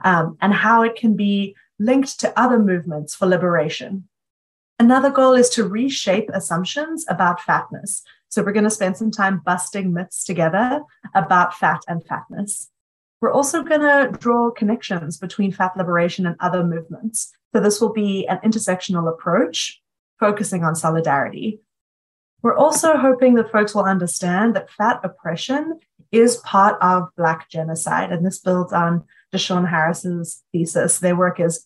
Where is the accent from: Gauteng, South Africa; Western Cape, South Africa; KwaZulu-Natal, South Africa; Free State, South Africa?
Western Cape, South Africa; Cape Town; moved away as an adult; now in Chicago, United States; I grew up in Cape Town, South Africa, and I'm now living in Chicago